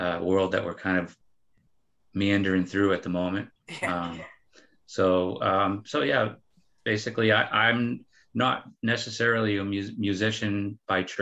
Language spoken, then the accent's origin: English; Dover, New Hampshire, United States; moved away as an adult; now in San Diego, United States; I grew up in Dover, New Hampshire